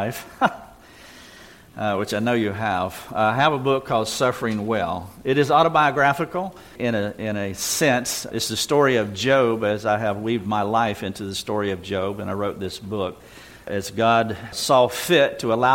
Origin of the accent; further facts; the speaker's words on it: Greenville, South Carolina, United States; We're from Greenville, South Carolina, and been living in the South all of my life. Born in North Carolina, moved 135 miles a little farther south west